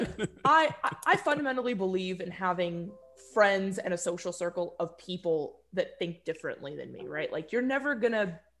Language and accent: English; Southern California, United States; I grew up in Southern California